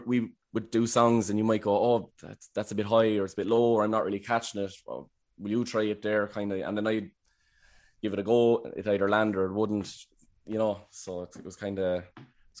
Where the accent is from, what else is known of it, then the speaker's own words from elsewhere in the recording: Wexford, Leinster, Ireland; I'm from Wexford.